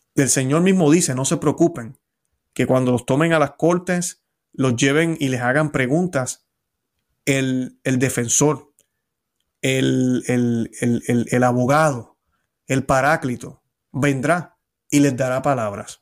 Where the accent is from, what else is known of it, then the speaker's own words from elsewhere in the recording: Puerto Rico; now in Florida, United States; Cuando yo estaba en mi país, en Puerto Rico